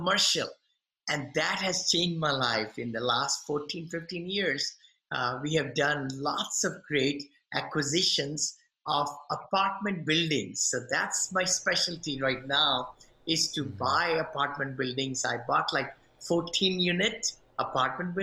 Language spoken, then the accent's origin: English; India; moved away as an adult; now in United States; I'm from India originally. I came almost 40 some years back from India.